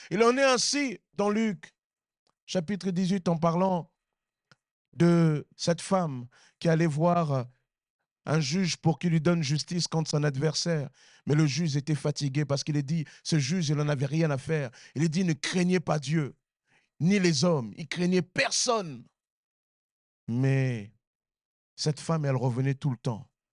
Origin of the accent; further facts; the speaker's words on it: Sarcelles, Île-de-France, France; j'ai grandi à Sarcelles